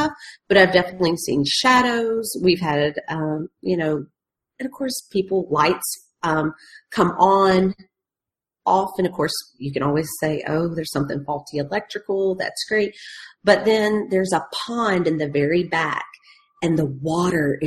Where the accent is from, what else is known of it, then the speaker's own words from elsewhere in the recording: Tennessee, United States; where I grew up in Tennessee